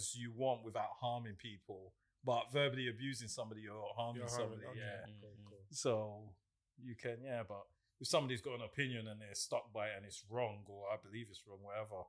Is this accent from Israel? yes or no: no; Ghana; So growing up in Ghana, you're more cautious of things.